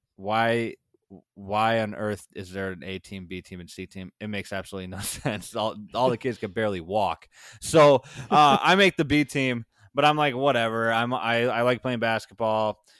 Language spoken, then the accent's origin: English; Sauk Prairie, Wisconsin, United States; born or raised there; also born or lived in Madison, Wisconsin / Waunakee, Wisconsin